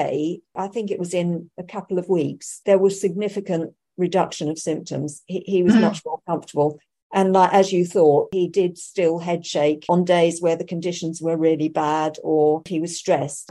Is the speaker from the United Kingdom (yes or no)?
yes; United Kingdom; being a Brit